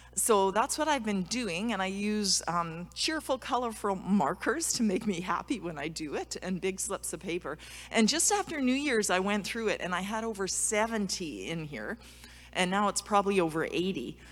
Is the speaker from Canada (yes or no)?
yes; Alberta, Canada; I'm from Alberta, snow shoveling and cross country skiing